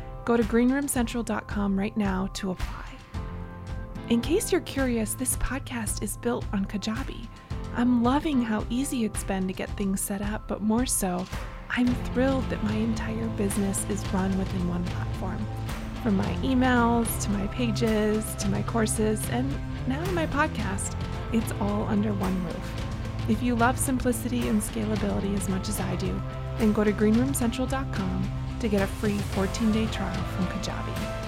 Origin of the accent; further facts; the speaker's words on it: Wisconsin, United States; 414, that area code hails from where I grew up in Wisconsin.